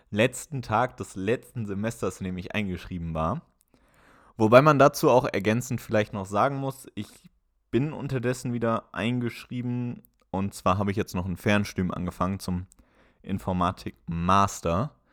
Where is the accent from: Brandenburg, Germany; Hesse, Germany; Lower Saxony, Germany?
Hesse, Germany; Wiesbaden; moved away as an adult; also born or lived in Mainz; now in Bremen, Germany; Ich komme ursprünglich überhaupt nicht aus dem Dorf, sondern aus der Großstadt. Ich komme ursprünglich aus Wiesbaden, habe in Mainz mein Abitur gemacht und bin dann aber auch fürs Studium bzw. für ein duales Studium nach Bremen gezogen.